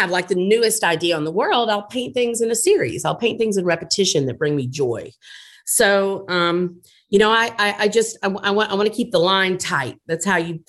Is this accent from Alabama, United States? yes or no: yes; Montgomery, Alabama, United States; now in New Orleans, United States; I grew up in Montgomery